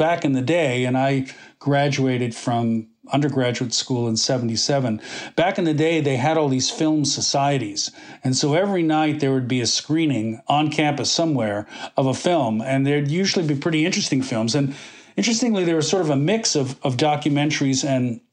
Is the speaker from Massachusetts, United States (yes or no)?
yes; Boston, Massachusetts, United States; also born or lived in New York City / Connecticut; I was born in New York City, and I grew up first 3 years in New York, and then my mom and dad divorced, and I grew up in New England, mostly Boston, and then a little bit in Connecticut.